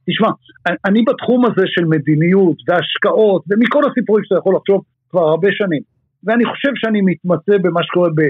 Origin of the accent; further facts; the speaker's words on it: Israel; ומה שאנחנו טובים בתור ישראלים